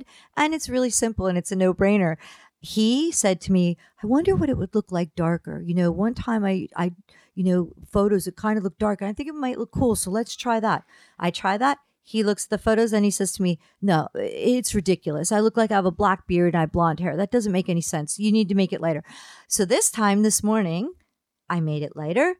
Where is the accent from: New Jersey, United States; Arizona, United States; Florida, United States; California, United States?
New Jersey, United States; down by the Jersey Shore; when I was growing up in New Jersey